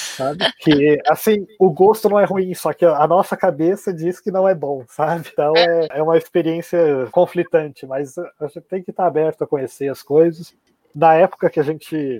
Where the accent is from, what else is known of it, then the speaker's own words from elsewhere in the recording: Santa Catarina, Brazil; moved away as an adult; also born or lived in Germany / Singapore / New Zealand / United States; now in São Paulo, Brazil; eu cresci em Santa Catarina, desde criança sempre falei alemão